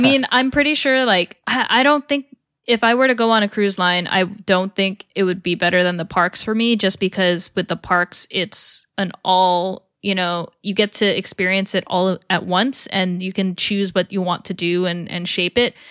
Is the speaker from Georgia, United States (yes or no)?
no; California, United States; from California and growing up in California